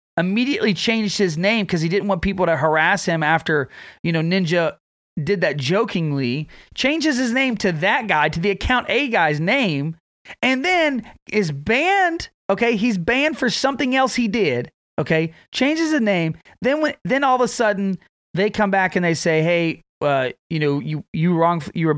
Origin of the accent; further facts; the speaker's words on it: Texas, United States; my hometown